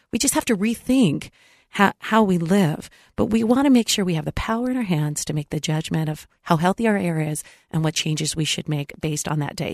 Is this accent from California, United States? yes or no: yes; San Diego, California, United States; moved away; I was in my hometown, San Diego